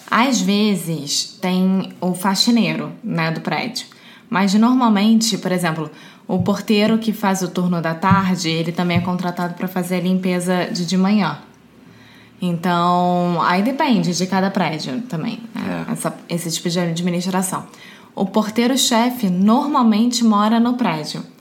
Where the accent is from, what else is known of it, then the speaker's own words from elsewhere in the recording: Rio de Janeiro, Brazil; Alexia. Eu sou brasileira, carioca do Rio de Janeiro.